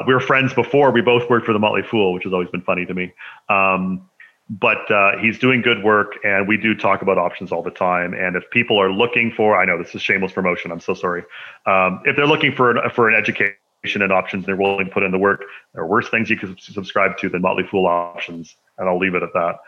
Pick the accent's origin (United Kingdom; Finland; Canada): Canada; people don't know I'm Canadian.